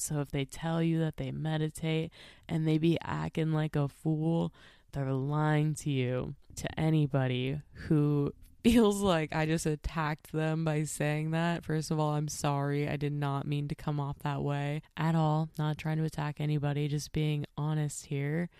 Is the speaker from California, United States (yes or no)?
no; Minnesota, United States; I am not even from Nebraska. I'm from Minnesota